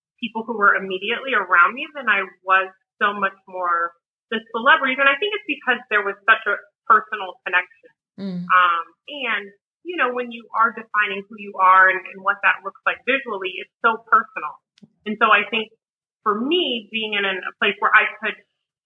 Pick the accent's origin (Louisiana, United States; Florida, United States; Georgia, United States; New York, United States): Louisiana, United States; New Orleans; growing up in New Orleans